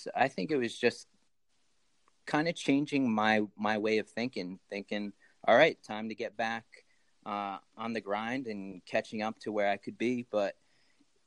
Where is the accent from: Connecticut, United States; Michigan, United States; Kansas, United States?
Connecticut, United States; Bolton; moved away as an adult; also born or lived in Asuncion, Paraguay; now in Keene, United States; I grew up in Connecticut, in Bolton, Connecticut